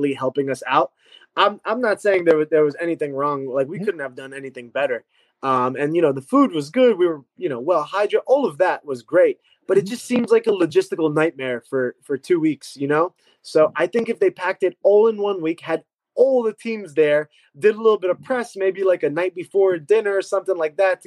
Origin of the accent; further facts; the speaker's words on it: New York, United States; my hometown